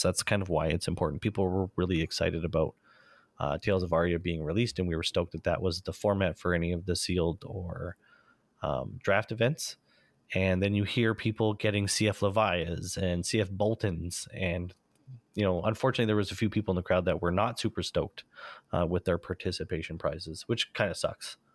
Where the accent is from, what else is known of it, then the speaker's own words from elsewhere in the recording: Canada; being Canadian